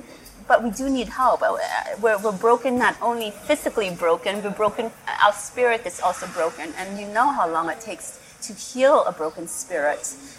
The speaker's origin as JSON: {"language": "English", "country": "Cambodia", "tie": "born there", "said": "I was born here in Cambodia in 1971."}